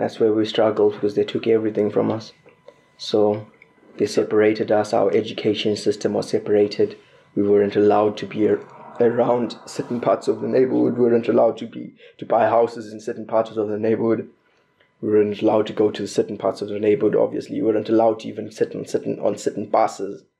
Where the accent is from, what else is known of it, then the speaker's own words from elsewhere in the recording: Bulawayo, Zimbabwe; moved away as an adult; now in Corby, United Kingdom; I was I was born in Bulawayo, Zimbabwe